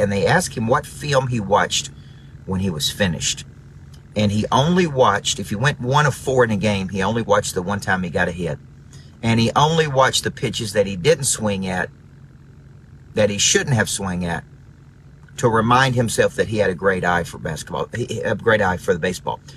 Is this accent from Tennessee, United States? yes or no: yes; Murfreesboro, Tennessee, United States; moved away; Murfreesboro, Tennessee, my hometown